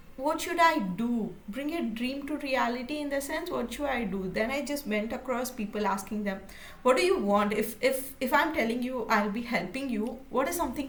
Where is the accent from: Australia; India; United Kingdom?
India; So I'm from India